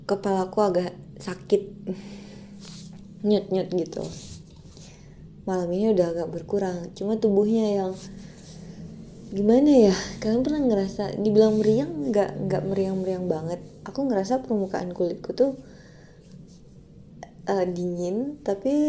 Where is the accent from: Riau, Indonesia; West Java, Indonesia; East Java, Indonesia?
Riau, Indonesia; Pekanbaru; now in Jakarta, Indonesia; yang aku pulang Februari deh kalau nggak salah yang aku dari Jakarta ke Pekanbaru itu kan waktu mau balik ke Jakartanya kan aku sempat flu ya